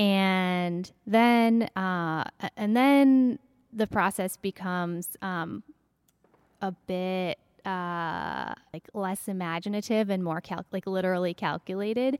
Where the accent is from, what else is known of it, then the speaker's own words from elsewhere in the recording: Minneapolis–Saint Paul, Minnesota, United States; now in Maine, United States; I'm from Minnesota originally. I grew up in the Twin Cities